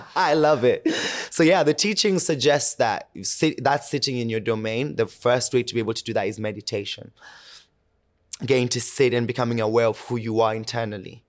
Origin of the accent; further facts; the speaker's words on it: Kenya; moved away; born and raised in Kenya. I lived majority of my life there